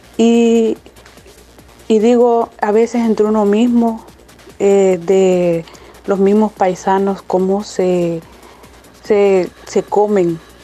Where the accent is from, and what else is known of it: El Salvador; now in United States